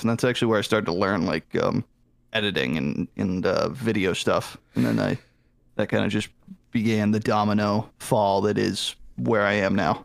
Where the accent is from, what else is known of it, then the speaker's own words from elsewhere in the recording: Boston, Massachusetts, United States; now in Atlanta, United States; I actually was born in Boston. I don't know the hospital